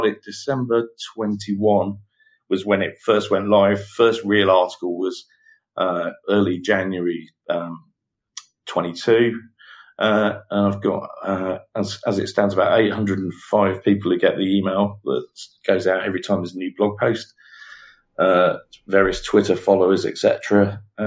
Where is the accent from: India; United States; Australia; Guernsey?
Guernsey; So I was born and raised in the Channel Islands.